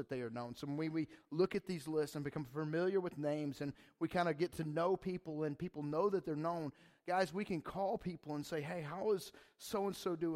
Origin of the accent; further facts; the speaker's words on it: Atlanta, Georgia, United States; I'm from Atlanta